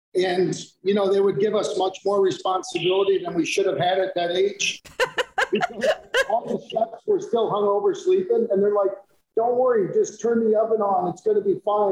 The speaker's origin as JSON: {"language": "English", "country": "United States", "tie": "born or raised there", "also_born_or_lived": "New Jersey / Western New York / Naples, Italy", "moved": "yes", "lives_now": "Atlanta, United States", "said": "I grew up a little in Jersey and a little in Western New York"}